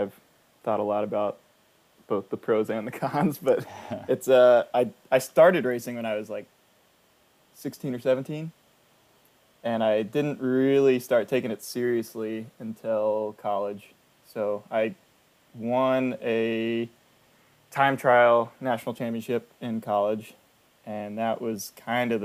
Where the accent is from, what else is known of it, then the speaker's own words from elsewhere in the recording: Houston, Texas, United States; I'm from Houston